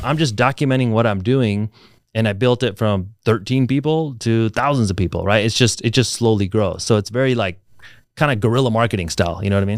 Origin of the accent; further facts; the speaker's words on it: Reno, Nevada, United States; moved away as an adult; also born or lived in Alaska; now in Las Vegas, United States; I grew up in Reno